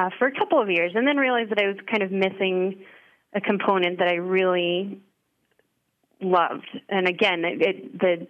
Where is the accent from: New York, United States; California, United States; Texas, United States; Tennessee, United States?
Texas, United States; Dallas; moved away as an adult; being from Dallas. My husband and I both have family that are still there